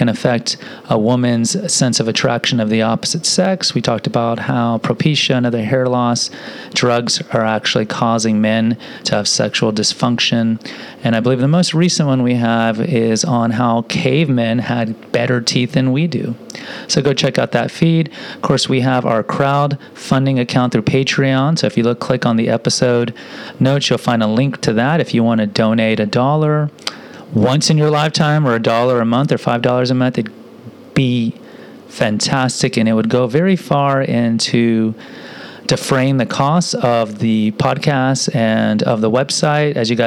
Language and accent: English; Houston, Texas, United States; I grew up in Houston, too, but I grew up over in the southwest side